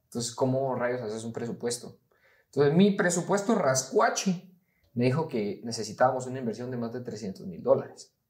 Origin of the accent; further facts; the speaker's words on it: Guatemala; como guatemaltecos